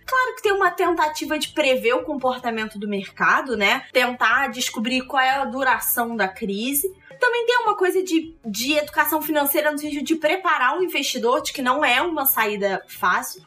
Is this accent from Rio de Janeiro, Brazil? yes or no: yes; Rio de Janeiro, Brazil; Eu sou carioca